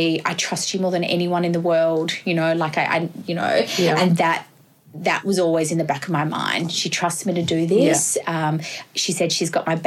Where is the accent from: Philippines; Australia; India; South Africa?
Australia; Perth, Western Australia; moved away as an adult; now in Sydney, Australia; I'm from Western Australia originally, so I worked with unions over in WA